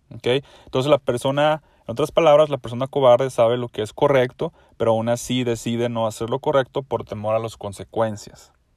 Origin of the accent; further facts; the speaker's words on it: Mexico; yo soy mexicano y en México